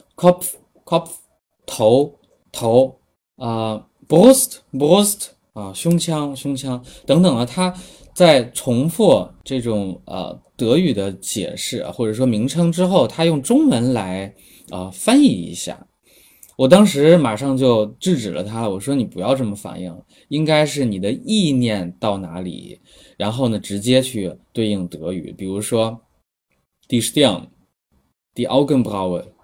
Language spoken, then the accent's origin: Chinese; China; 因为我们是中国人嘛